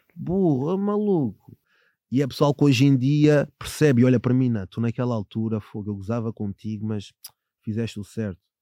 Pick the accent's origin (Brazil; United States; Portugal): Portugal; Sintra line, Lisbon; a minha infância, eu venho da linha de Sintra